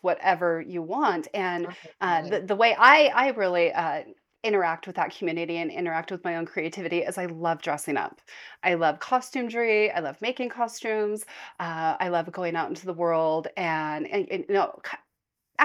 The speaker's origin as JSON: {"language": "English", "region": "Nevada", "country": "United States", "tie": "born or raised there", "moved": "as an adult", "lives_now": "Utah, United States", "said": "we grew up in Nevada"}